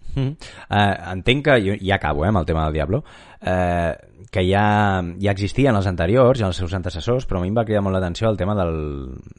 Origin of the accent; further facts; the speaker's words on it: Catalonia, Spain; sóc ben català